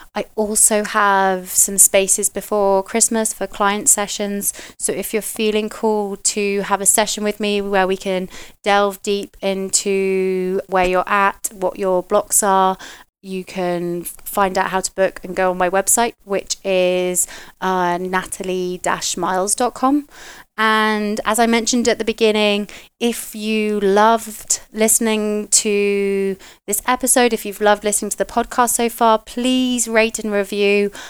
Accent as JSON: {"language": "English", "country": "United Kingdom", "moved": "yes", "said": "being a Brit where, you know, we used to drink all the time"}